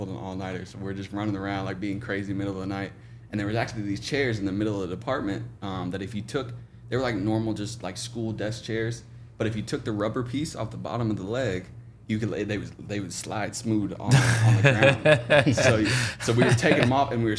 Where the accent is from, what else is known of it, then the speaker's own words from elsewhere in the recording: Oklahoma, United States; moved away as an adult; now in Jacksonville, United States; my hometown